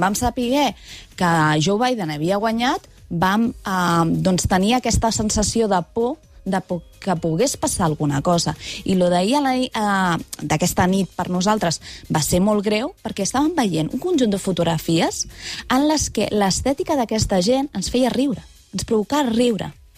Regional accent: Cardona, Catalonia, Spain; now in Barcelona, Spain; al meu poble, que és Cardona

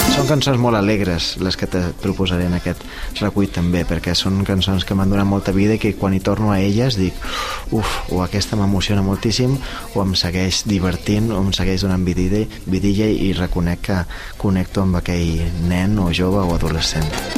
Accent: Mahón, Balearic Islands, Spain; moved away as an adult; now in Barcelona, Spain; som músic menorquí, nascut a Maó el 87, eh, som pianista des de que tinc 7 anys, eh, vaig viure a Menorca fins als 18

